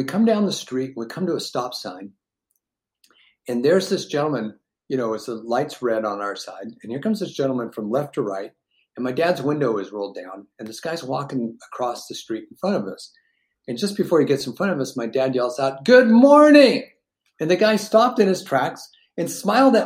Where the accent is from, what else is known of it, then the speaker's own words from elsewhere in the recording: Seattle, Washington, United States; we were born and raised in Seattle